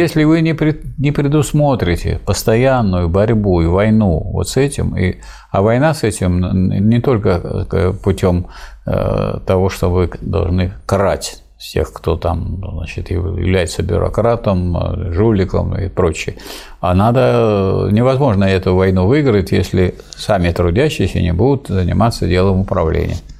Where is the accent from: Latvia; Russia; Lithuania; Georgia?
Russia; Staroklinskoye village, Pervomaysky District, Tambov Oblast; в селе Староклинском Первомайского района Тамбовской области, откуда я родом